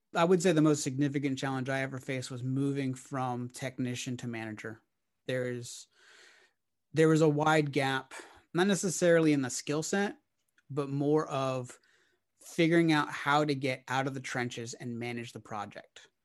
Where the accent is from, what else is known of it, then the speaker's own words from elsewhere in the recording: Orlando, Florida, United States; now in Nashville, United States; I'm originally from Orlando, Florida